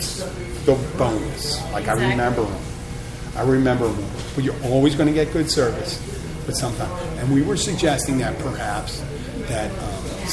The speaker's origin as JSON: {"language": "English", "town": "Philadelphia", "region": "Pennsylvania", "country": "United States", "moved": "yes", "lives_now": "Key Largo, United States", "said": "I'm from Philadelphia"}